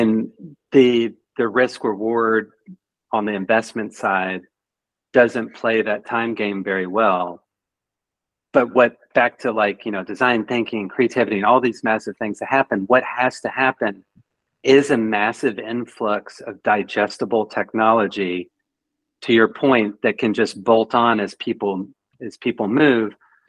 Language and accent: English; Canada; So trust me, I'm Canadian. Like we do nothing wrong.